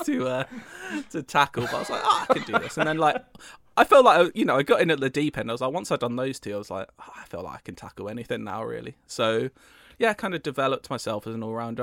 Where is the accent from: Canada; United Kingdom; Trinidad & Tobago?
United Kingdom; I'm British